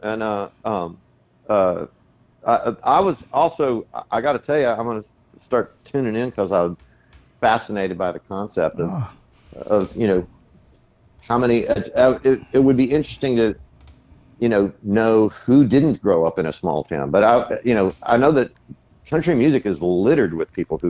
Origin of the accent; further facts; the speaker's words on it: Del Rio, Texas, United States; moved away; Pogue Theater in Del Rio. That was my hometown theater.